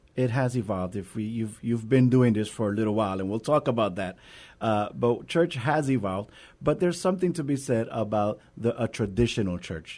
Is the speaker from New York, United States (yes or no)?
yes; New York, United States; now in San Antonio, United States; I am originally from New York